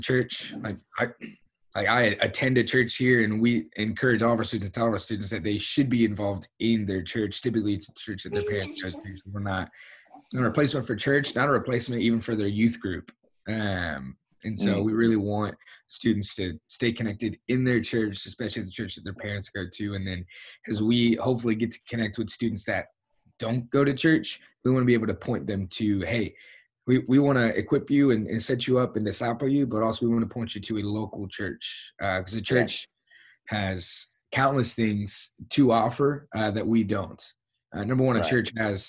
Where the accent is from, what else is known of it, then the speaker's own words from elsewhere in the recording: Atlanta, Georgia, United States; now in Tulsa, United States; I'm from Atlanta, Georgia